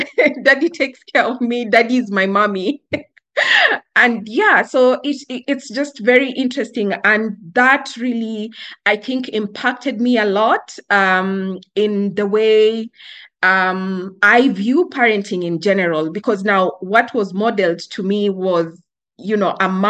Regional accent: Kenya; Yeah, so I was raised, at least for the first 4 years of my life, I was raised in a very unconventional way.

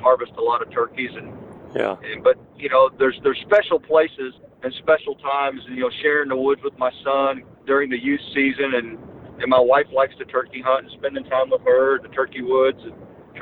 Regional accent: Missouri, United States; that's my hometown.

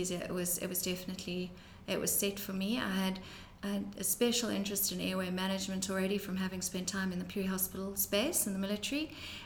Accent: Johannesburg, Gauteng, South Africa; now in Cape Town, South Africa; I grew up in Johannesburg in South Africa

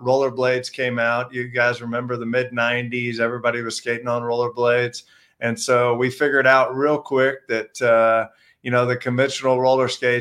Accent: Houston, Texas, United States; moved away; I'm from Houston, Texas.

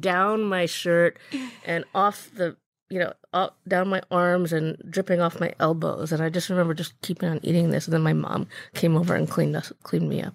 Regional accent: Birmingham, Michigan, United States; I grew up in Michigan, actually. I grew up in a suburb of Detroit called Birmingham

